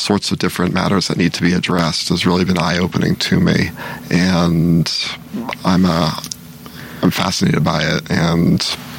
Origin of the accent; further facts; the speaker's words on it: Maryland, United States; moved away as an adult; now in Australia; I grew up in Maryland, which is one of the original 13 colonies founded in 1603 by Captain Smith.